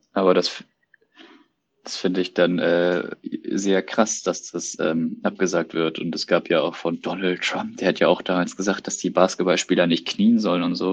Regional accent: Germany; als Deutscher

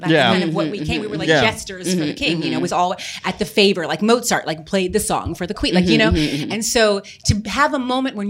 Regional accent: Texas, United States; We're from Texas.

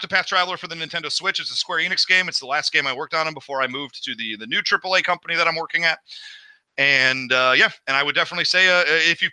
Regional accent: Midwest, United States; now in Los Angeles, United States; I'm from the Midwest

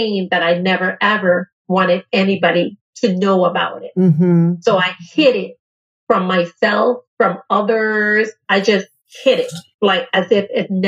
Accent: U.S. Virgin Islands; I'm coming from St. Thomas, Virgin Islands, just like you, a small little community.

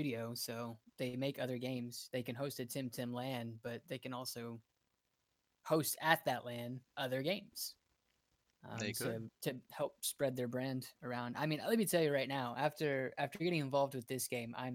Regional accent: United States; I'm an American

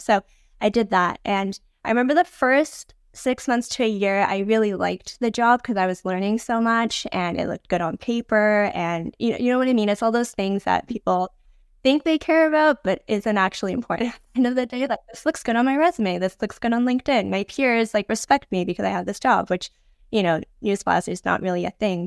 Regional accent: Vancouver, British Columbia, Canada; I was born and raised in Vancouver

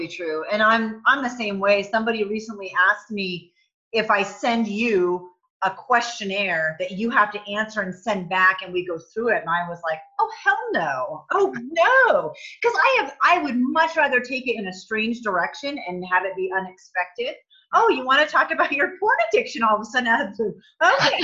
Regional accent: Vermont, United States; I'm from Vermont

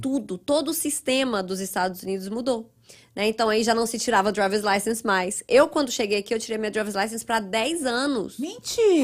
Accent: Goiânia, Goiás, Brazil; moved away as an adult; also born or lived in Ituiutaba, Minas Gerais, Brazil; now in United States; Eu sou mineira, nasci no interior de Minas, uma cidadezinha perto de Uberlândia chamada Ituiutaba. Ah, mas aos sete anos eu fui para Goiânia.

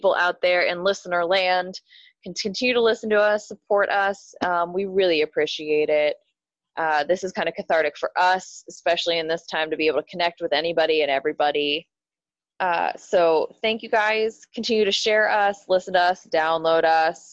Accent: Pittsburgh, Pennsylvania, United States; we're from Pittsburgh

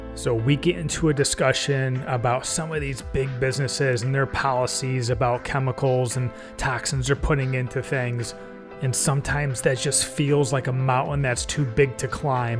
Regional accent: Binghamton, New York, United States; now in North Carolina, United States; I grew up in the Binghamton, New York area, which is the home of IBM

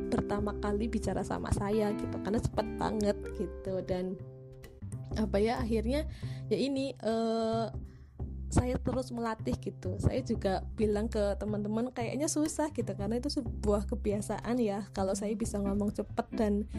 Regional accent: Ngapak area, Central Java, Indonesia; accent: Ngapak; also born or lived in Purwokerto / Yogyakarta; saya itu logatnya kan legat ngapak gitu ya, legat ngapak

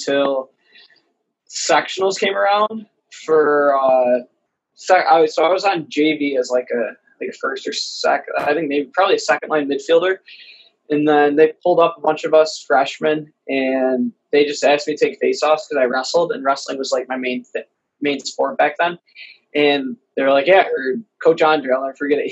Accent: Victor, New York, United States; moved away as an adult; now in New Haven, United States; From Victor, New York, up in upstate New York, God's country, born and raised

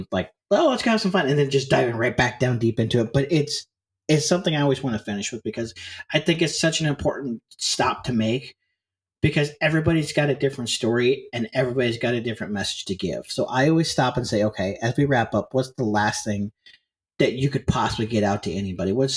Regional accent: St. Louis, Missouri, United States; moved away; also born or lived in Northern Iowa; I grew up, I grew up around St. Louis, but I moved away to St. Louis for a little while. I moved to Northern Iowa

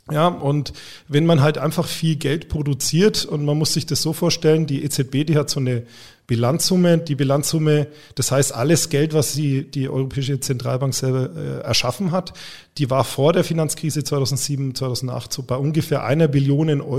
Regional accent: Bavaria, Germany; Ich komme aus Franken, nicht aus Bayern.

